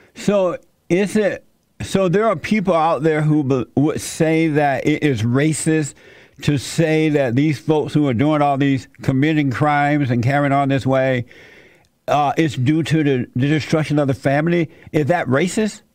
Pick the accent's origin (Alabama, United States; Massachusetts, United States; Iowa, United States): Alabama, United States; I grew up in Alabama under a plantation